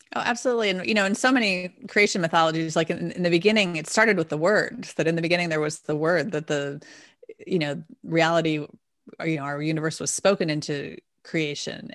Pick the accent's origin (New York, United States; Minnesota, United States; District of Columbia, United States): District of Columbia, United States; D.C.; I grew up outside of Washington, D C, so we sang at this Kennedy Center as well